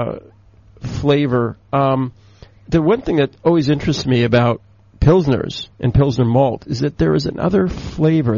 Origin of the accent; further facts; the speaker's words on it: Portland, Oregon, United States; moved away; Portland, Oregon. Mm-hmm. Ah, my hometown